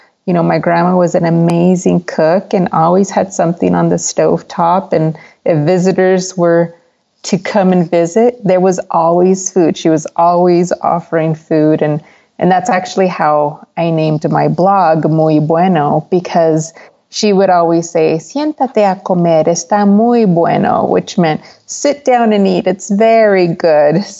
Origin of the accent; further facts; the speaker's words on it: El Paso, Texas, United States; I was born and raised in El Paso, Texas.